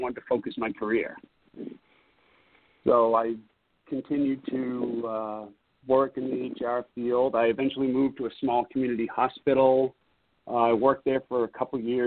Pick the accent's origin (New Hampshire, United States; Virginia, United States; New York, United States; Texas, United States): New Hampshire, United States; moved away as an adult; now in Seattle, United States; I grew up in New Hampshire.